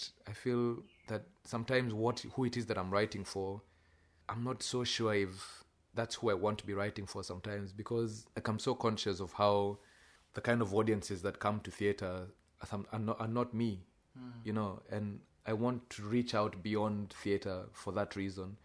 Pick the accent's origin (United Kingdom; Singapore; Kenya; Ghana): Kenya; now in Australia; you're writing as a Kenyan in Australia for quite a white audience